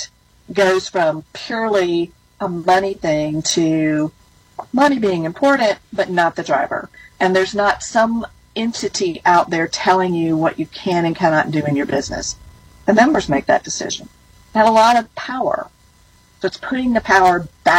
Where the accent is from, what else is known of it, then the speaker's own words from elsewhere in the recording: Alabama, United States; I grew up in Alabama, in the country, and we got our electricity from a rural electric cooperative.